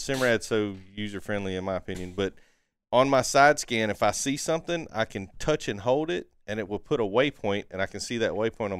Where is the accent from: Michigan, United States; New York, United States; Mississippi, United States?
Mississippi, United States; Gulfport; I'm from Gulfport.